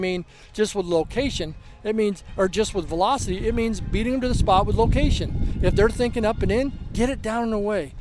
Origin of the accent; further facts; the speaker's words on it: Arizona, United States; I grew up in Arizona, Scottsdale Community College